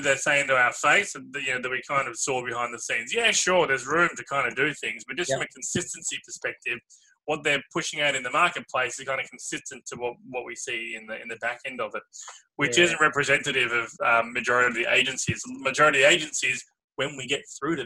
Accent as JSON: {"language": "English", "town": "Melbourne", "region": "Victoria", "country": "Australia", "said": "I'm from Australia, I'm from Melbourne"}